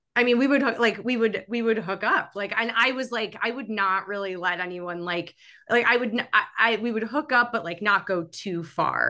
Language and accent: English; New York City, New York, United States; I grew up in New York City